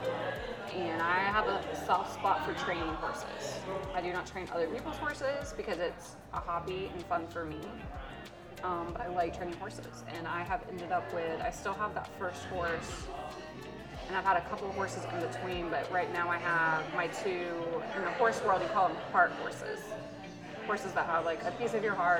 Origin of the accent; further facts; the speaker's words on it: Westminster, South Carolina, United States; the Chattooga River, which is where I grew up in South Carolina. I grew up out there on that river